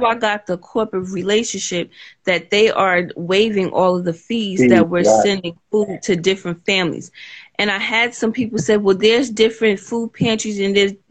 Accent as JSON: {"language": "English", "region": "North New Jersey", "country": "United States", "said": "I'm from North New Jersey"}